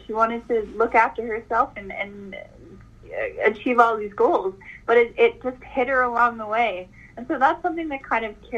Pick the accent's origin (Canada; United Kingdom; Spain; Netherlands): Canada; As a Canadian girl